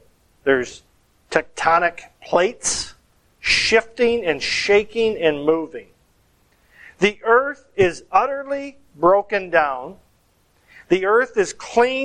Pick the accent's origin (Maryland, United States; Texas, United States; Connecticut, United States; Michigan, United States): Michigan, United States; moved away; Growing up in Michigan